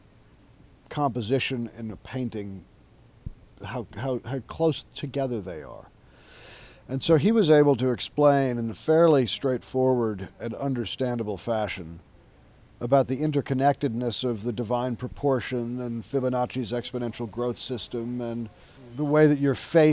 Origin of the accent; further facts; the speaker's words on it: New York City, New York, United States; moved away as an adult; now in New Orleans, United States; I was born and raised in New York City, and I knew I didn't want to live in New York.